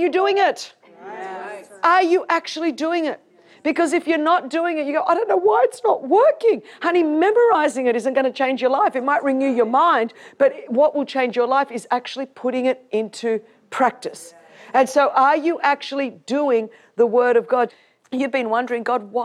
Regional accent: Sydney, New South Wales, Australia; I grew up in Sydney, Australia, one of the most beautiful cities on earth

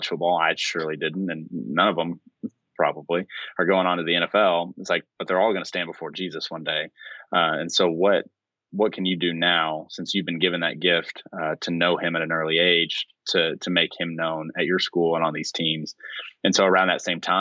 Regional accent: Branson, Missouri, United States; now in Birmingham, United States; growing up in Branson, Missouri

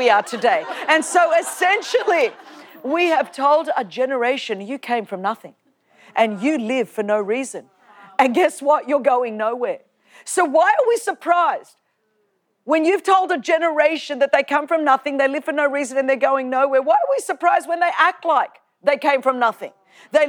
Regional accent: Sydney, New South Wales, Australia; where I grew up in Australia

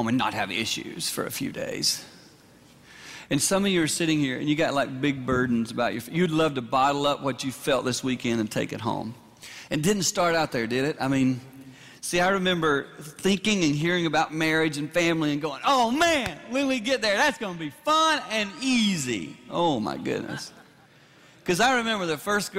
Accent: South Carolina, United States; I grew up in South Carolina.

